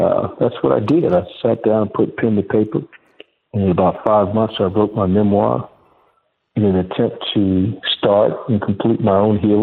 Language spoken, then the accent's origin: English; Augusta, Georgia, United States; also born or lived in Washington, D.C.; I was born in Washington, D.C., Noah, and I grew up in East Augusta, Georgia, in a section of the city affectionately known as the Bottom